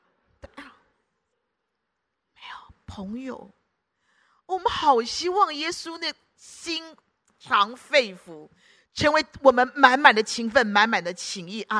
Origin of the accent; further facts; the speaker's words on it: Guangdong, China; 然后我们广东人讲了骂人嘛